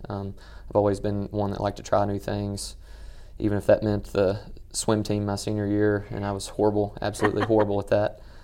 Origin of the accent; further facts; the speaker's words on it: Western Kentucky, United States; growing up in Western Kentucky